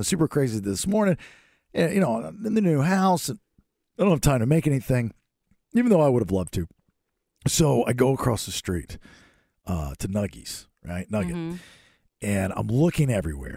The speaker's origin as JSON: {"language": "English", "town": "Bakersfield", "region": "California", "country": "United States", "said": "I'm from Bakersfield, and I have a long list of bakers in my family"}